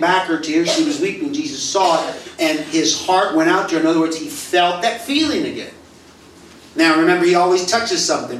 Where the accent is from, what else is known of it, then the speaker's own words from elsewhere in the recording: United States; moved away as an adult; also born or lived in Mexico; I'm the American father